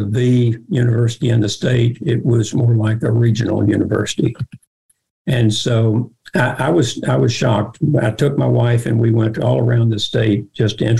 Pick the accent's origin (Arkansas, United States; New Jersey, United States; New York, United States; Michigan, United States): Arkansas, United States; moved away as an adult; also born or lived in Georgia; I came home for my home state, for Arkansas